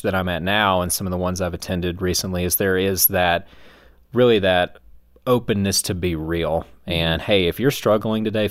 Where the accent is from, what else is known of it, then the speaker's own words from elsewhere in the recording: the South, United States; moved away as an adult; now in Colorado Springs, United States; my experience growing up in the South